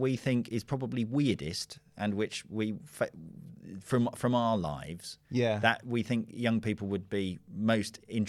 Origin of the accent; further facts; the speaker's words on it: London, United Kingdom; I grew up in London, and I wasn't allowed to just go off and do stuff.